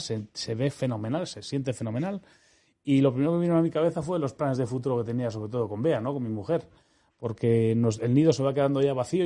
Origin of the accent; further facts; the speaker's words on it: Madrid, Community of Madrid, Spain; moved away as an adult; also born or lived in Seville / Almería / Netherlands / Switzerland; yo soy, español, soy madrileño, nací en el año 74